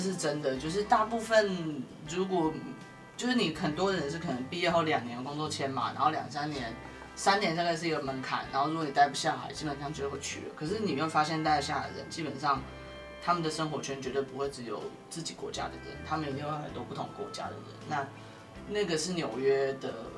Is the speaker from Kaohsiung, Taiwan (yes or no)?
yes; Kaohsiung, Taiwan; moved away as an adult; also born or lived in New York, United States; now in Taipei, Taiwan; 我不是台北人，我是高雄人